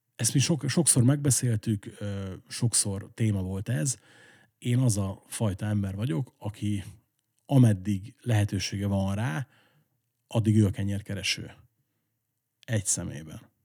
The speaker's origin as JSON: {"language": "Hungarian", "town": "Esztergom", "region": "Komárom-Esztergom", "country": "Hungary", "tie": "born or raised there"}